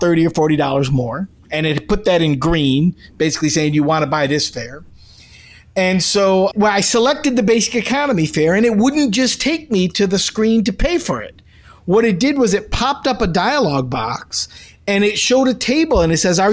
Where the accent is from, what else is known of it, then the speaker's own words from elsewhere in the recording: Taberg, New York, United States; also born or lived in Rome, New York; I was raised in Taberg, but I was not born in Taberg